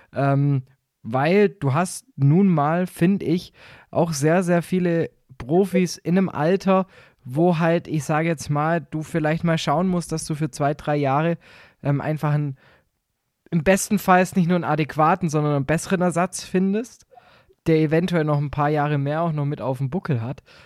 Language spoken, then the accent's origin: German; rural Baden-Württemberg, Germany; bei uns im Süden